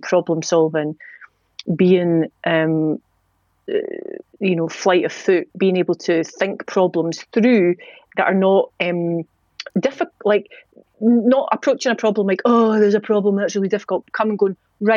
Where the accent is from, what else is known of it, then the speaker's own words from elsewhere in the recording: Edinburgh, Scotland, United Kingdom; accent: Scottish; We grew up in Leith in the 90s, which was mental